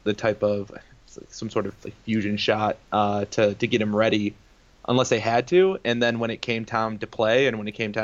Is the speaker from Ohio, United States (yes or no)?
yes; Toledo, Ohio, United States; moved away as an adult; also born or lived in Detroit, Michigan; now in Boston, United States; I was born in Detroit, raised most of my life in Toledo, Ohio